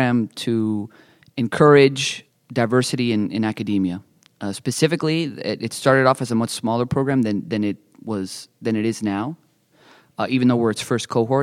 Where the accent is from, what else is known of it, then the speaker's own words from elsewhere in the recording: Miami, Florida, United States; moved away as an adult; also born or lived in San Diego, California; now in Nashville, United States; I'm originally from Miami, Florida